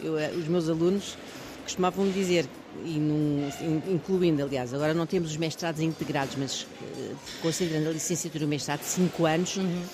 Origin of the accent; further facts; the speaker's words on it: Almada, Lisbon, Portugal; eu fiz toda a minha vida em Almada, nasci em, Al uhum. nasci em Almada